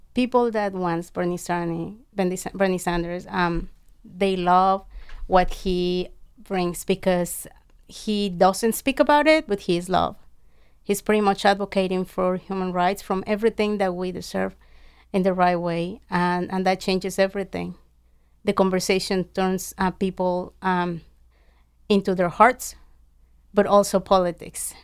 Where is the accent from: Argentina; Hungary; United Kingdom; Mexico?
Mexico; moved away; I grew up in Mexico